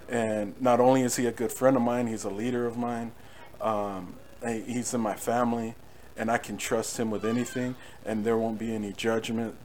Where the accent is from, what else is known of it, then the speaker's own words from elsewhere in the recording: Norwalk, California, United States; also born or lived in Whittier, California; I grew up in, in, between cities. So Norwalk, I was in Norwalk for a while